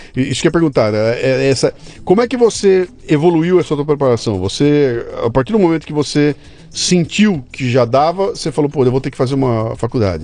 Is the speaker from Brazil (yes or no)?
yes; Brazil; eu sou brasileiro